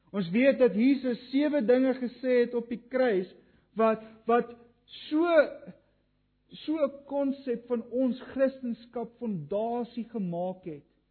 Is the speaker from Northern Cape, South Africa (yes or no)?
no; Kriel, Mpumalanga, South Africa; Ek het op Kriel groot geword